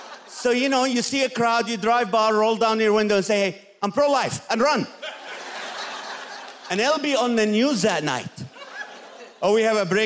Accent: Kuwait; born or raised there; also born or lived in Nazareth, Israel; now in Corona, United States

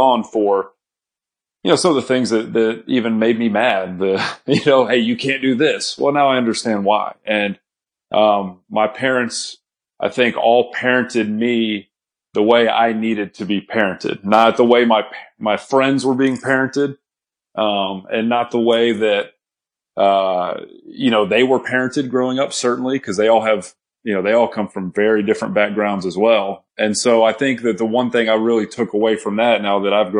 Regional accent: Texas, United States; I grew up in Texas with my stepdad and my mom

